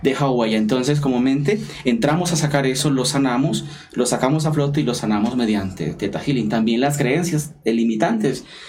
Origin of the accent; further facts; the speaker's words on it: Colombia; now in London, United Kingdom; soy sacerdote colombiano, estoy radicado en Reino Unido, especialmente en la ciudad de Londres